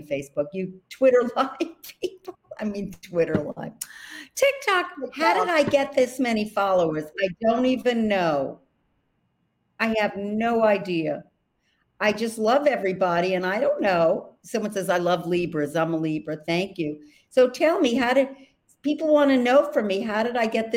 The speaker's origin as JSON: {"language": "English", "town": "New York City", "region": "New York", "country": "United States", "accent": "Brooklyn", "said": "my accent, because it's from Brooklyn"}